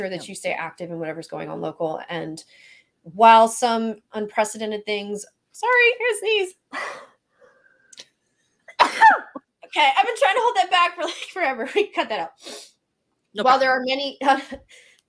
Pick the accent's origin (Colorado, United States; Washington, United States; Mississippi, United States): Mississippi, United States; accent: Southern; moved away; also born or lived in Florida / Syracuse; I grew up in Mississippi.